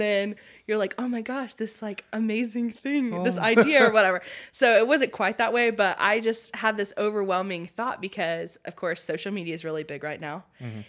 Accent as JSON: {"language": "English", "region": "Oklahoma", "country": "United States", "also_born_or_lived": "Louisiana", "said": "I'm actually from Oklahoma, but then we moved to Louisiana because that's where my biological dad's family."}